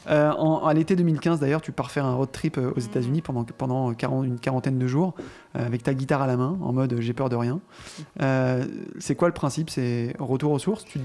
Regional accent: Canada; non je suis canadienne

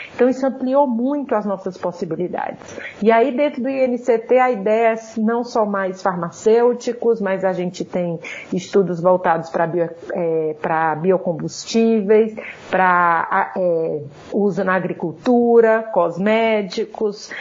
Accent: Ceará, Brazil; moved away as an adult; now in São Paulo, Brazil; como vocês vão rapidamente perceber pelo meu sotaque, eu não sou paulista, né? Eu sou cearense e eu vim para cá para fazer minha graduação

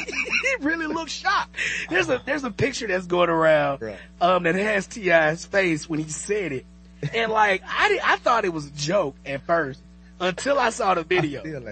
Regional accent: Birmingham, Alabama, United States; I grew up in Birmingham

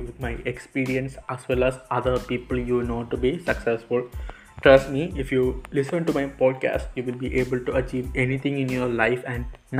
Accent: Kerala, India; moved away as an adult; now in Punjab, India; I am from Kerala and I am pursuing my bachelor's degree in BSc Honours Agriculture from lovely Professional University, Punjab.

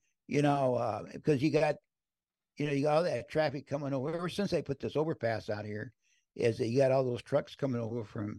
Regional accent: Crownville, Illinois, United States; moved away; My old Schwinn, I used to ride in Crownville, Illinois. And I think we're going to take it up to Crownville, to my hometown.

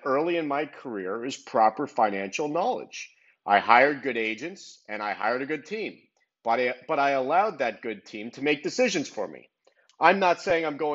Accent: Miami, Florida, United States; born or raised there

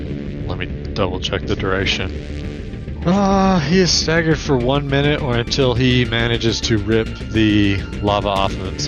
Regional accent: the South, United States; Oh, I mean, I'm from the South, too.

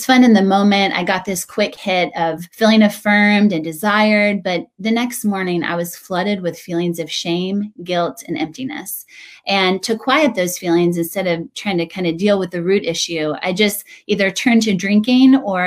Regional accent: Western North Carolina, United States; moved away as an adult; also born or lived in New York City; now in Chapel Hill, United States; I grew up in Western North Carolina, went to NC State

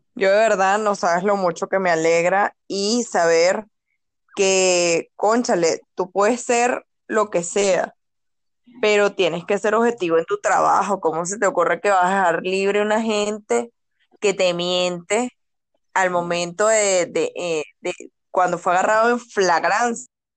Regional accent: Caracas, Capital District, Venezuela; yo que vengo de Caracas y vivo en Caracas

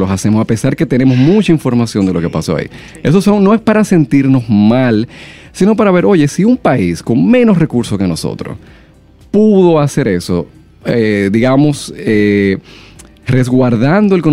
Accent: Dominican Republic

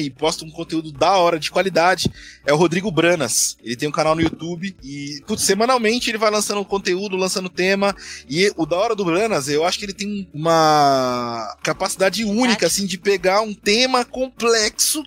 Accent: Osasco, São Paulo, Brazil; Osasco, que é a minha cidade natal

